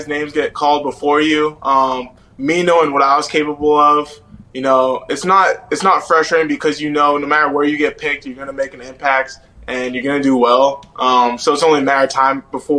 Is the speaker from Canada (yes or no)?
yes; Canada